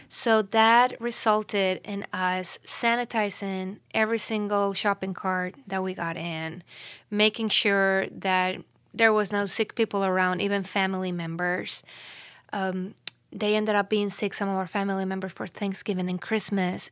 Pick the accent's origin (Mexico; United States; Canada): Mexico; moved away as an adult; I'm from Mexico. We've been living here for, I think, over three years now